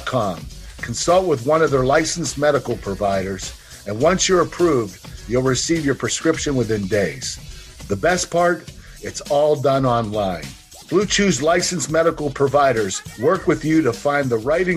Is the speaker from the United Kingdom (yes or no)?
no; Pittsburgh, Pennsylvania, United States; I was in my hometown